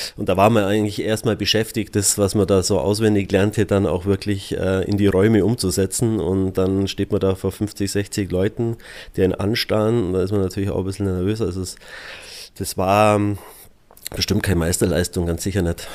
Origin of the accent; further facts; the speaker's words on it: Füssen, Bavaria, Germany; also born or lived in Alterschrofen / Augsburg; ich bin ja gebürtiger Füssner und im ersten Teil meiner Jugend auch in Füssen gelebt